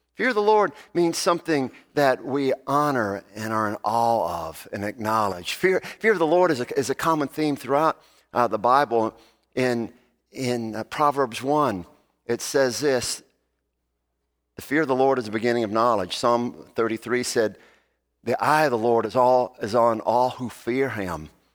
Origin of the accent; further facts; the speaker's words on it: Alabama, United States; I am from Alabama